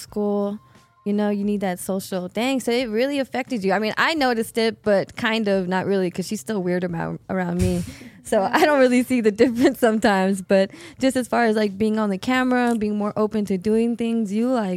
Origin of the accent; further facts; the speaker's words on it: Texas, United States; moved away; we're from Texas